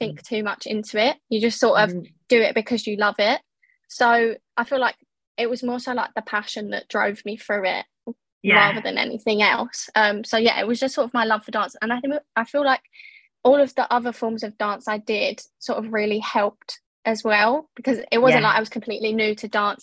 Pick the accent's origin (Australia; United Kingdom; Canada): United Kingdom; London; now in Essex, United Kingdom; I was born in East London originally, but I now live in Essex